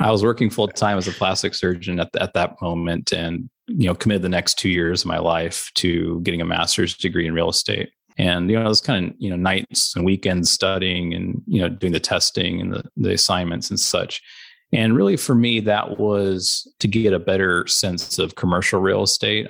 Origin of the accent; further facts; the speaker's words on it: Chattanooga, Tennessee, United States; moved away as an adult; also born or lived in Omaha, Nebraska / Albany, New York; I grew up in Chattanooga, Tennessee